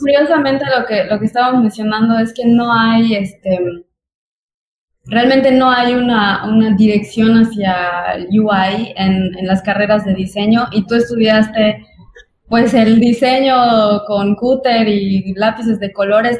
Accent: Yucatán, Mexico; accent: Yucatecan; viene a Yucatán, sobre todo donde tenemos un acento tan pesado

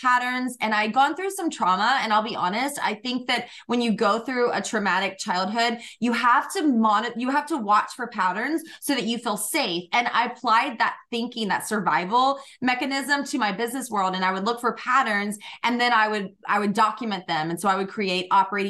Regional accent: Georgia, United States; I grew up in Georgia, really humble beginnings

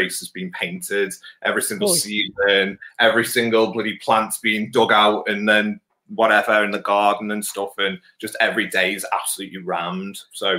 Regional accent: Wirral, North West England, United Kingdom; Then I was born down here and on the Wirral. So all my life been down here.

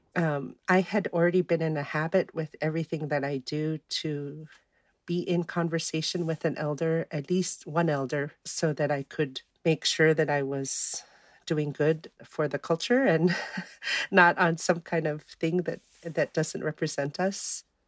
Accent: Fairbanks, Alaska, United States; also born or lived in Kaktovik; I was born and raised here in Fairbanks, where I live currently

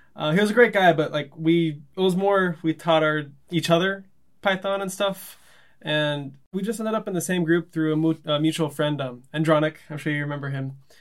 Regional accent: Los Angeles, California, United States; growing up in Los Angeles

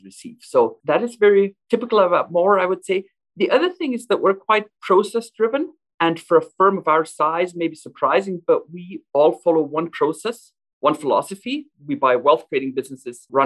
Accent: western Germany, Germany; moved away as an adult; also born or lived in Alberta, Canada; now in Calgary, Canada; I grew up in Western Germany in the 1990s, a very prosperous time.

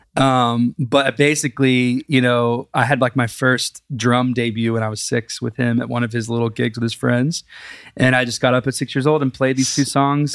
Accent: Big Spring, Texas, United States; now in Nashville, United States; I grew up in Big Spring, Texas

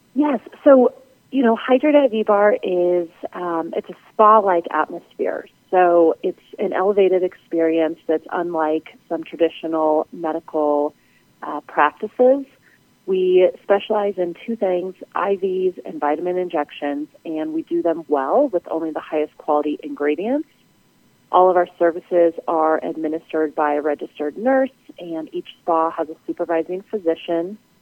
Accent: Denver, Colorado, United States; also born or lived in Las Vegas; moving back to my hometown in Denver

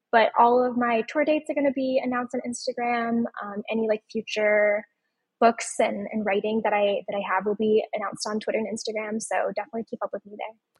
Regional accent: Omaha, Nebraska, United States; my hometown of Omaha, Nebraska.

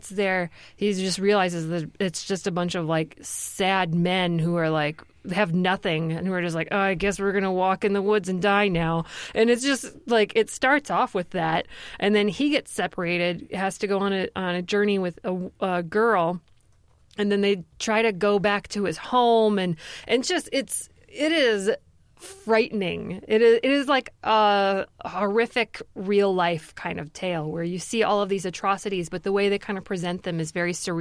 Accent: Grand Rapids, Michigan, United States; We're both from Grand Rapids, Michigan, and both raised very religious

